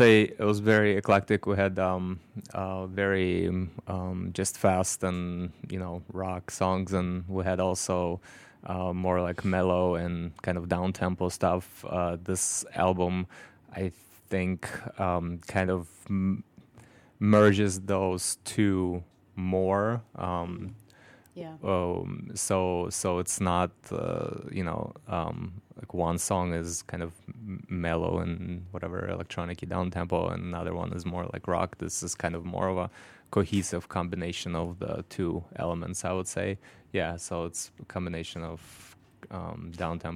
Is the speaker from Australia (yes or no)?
no; Moscow, Russia; now in Chicago, United States; I was born and raised in Moscow, Russia